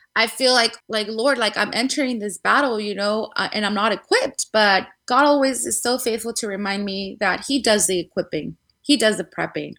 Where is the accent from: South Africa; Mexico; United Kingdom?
Mexico; Guadalajara, Jalisco; moved away as an adult; now in California, United States; I was born in the beautiful city of Guadalajara in Mexico. Jalisco. Um, yes, exactly. 100% Tapatia